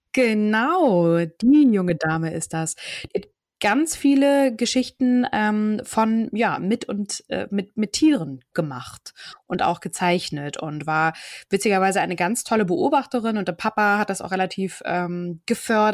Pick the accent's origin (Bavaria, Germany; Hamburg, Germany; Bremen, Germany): Hamburg, Germany; Hamburg area, Germany; also born or lived in Kiel, Germany; bin ja in Kiel geboren, fühle mich aber als Hamburgerin. So bin auch im Umkreis von Hamburg aufgewachsen. Seit meinem 14. Lebensjahr wohne ich in Hamburg